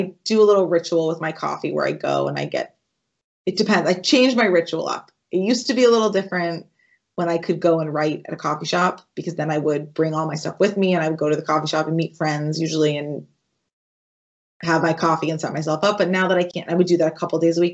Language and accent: English; New England, United States; I grew up in New England